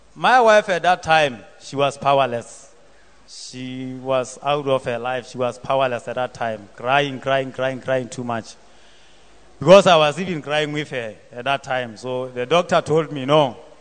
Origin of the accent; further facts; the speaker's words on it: Lesotho; I come from Lesotho